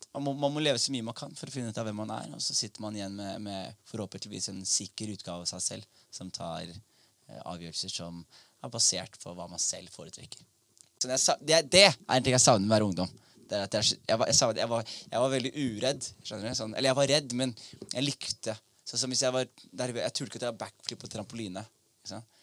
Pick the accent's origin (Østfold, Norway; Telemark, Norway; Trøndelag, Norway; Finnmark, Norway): Telemark, Norway; Skien; Jeg vokste opp i Skien.